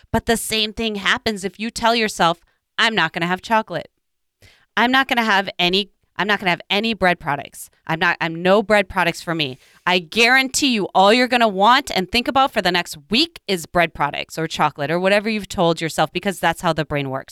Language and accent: English; Midwest, United States; growing up in the Midwest